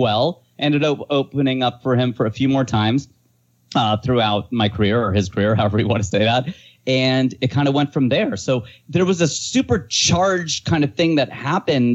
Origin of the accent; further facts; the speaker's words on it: Fairfield, Ohio, United States; moved away as an adult; also born or lived in Hamilton, Ohio / Cleveland / Cincinnati / Dayton; now in Los Angeles, United States; I was born in Hamilton, grew up in Fairfield, went to school in Cleveland and Cincinnati and worked in Dayton. I was an Ohio boy through and through.